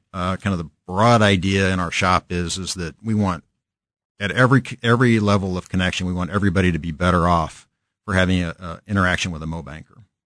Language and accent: English; Kansas City, Kansas, United States; also born or lived in Lawrence, Kansas; born and raised in Kan-, we're born in Lawrence, raised in Kansas City, Shawnee Michnice grad